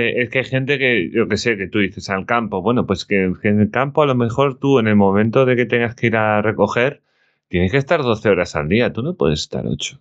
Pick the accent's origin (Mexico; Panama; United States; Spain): Spain; como español